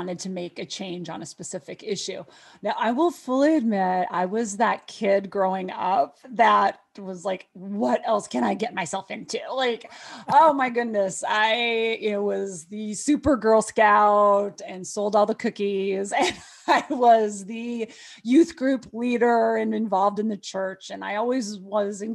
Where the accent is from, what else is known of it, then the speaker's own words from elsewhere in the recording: Montana, United States; I was growing up in Montana.